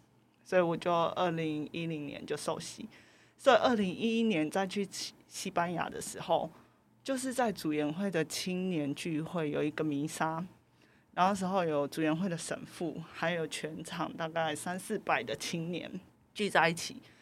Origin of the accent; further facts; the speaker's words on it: Taiwan; 来自台湾